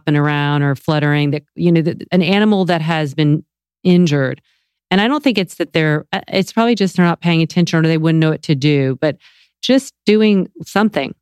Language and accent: English; the South, United States; moved away; I'm from the South